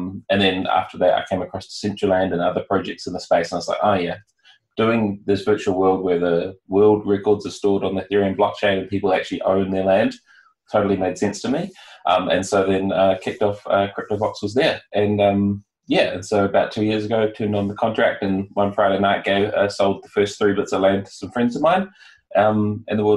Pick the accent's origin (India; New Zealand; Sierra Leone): New Zealand; I'm from New Zealand